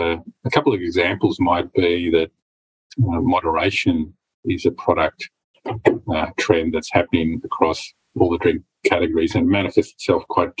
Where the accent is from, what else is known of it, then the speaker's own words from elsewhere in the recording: Victoria, Australia; my hometown is Victoria